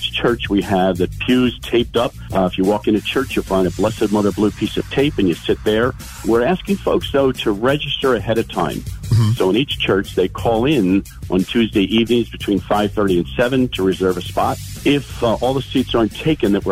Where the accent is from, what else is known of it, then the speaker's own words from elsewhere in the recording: Philadelphia, Pennsylvania, United States; also born or lived in Tamaqua, Pennsylvania; I grew up in the Philadelphia area, although from Tamaqua, my family moved to Philly area